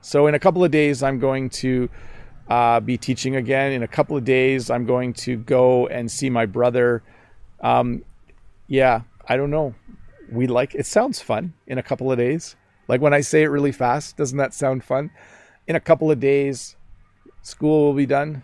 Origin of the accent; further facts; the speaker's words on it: Canada; accent: Canadian; in my Canadian accent